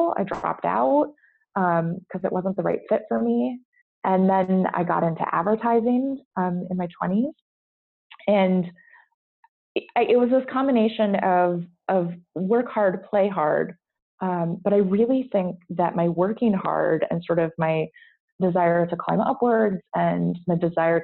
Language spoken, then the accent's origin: English; United States; moved away as an adult; now in Brussels, Belgium; I'm not Belgian. I'm an American living here with my husband.